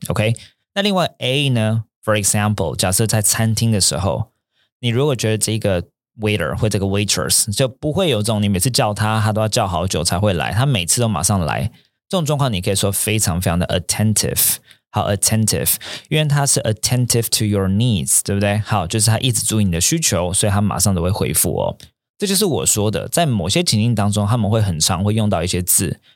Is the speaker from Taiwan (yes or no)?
yes; Taiwan; also born or lived in New York; originally from Taiwan，我原本从台湾来的